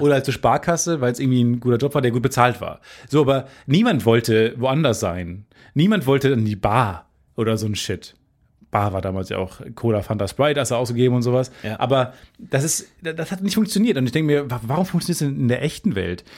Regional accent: Germany; ich komme aus Carmen

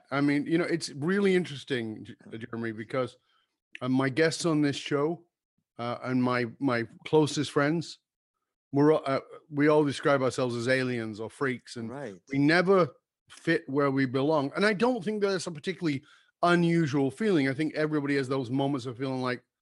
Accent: London, United Kingdom; I grew up in London

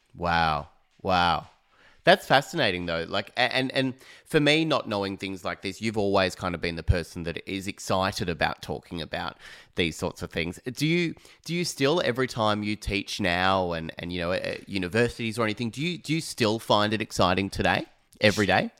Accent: Phillip Island, Victoria, Australia; moved away; I'm from Phillip Island originally

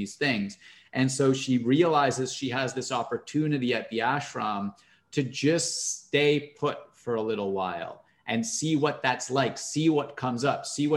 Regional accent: Canada; I'm Canadian.

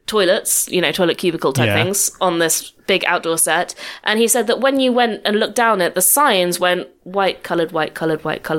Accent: United Kingdom; because of being British.

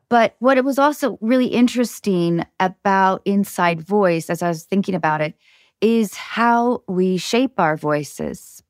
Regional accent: north of Seattle, Washington, United States; I grew up north of Seattle

